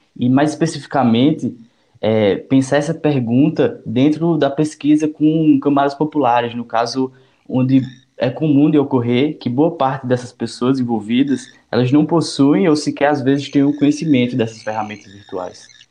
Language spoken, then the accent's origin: Portuguese; Caruaru, Pernambuco, Brazil; Sou natural aqui da cidade de Caruaru, no Agreste Pernambucano